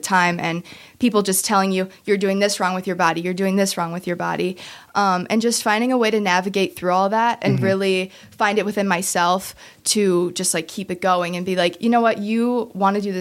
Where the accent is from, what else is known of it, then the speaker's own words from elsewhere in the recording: Kenosha, Wisconsin, United States; I've grown up my entire life in Kenosha, been here always.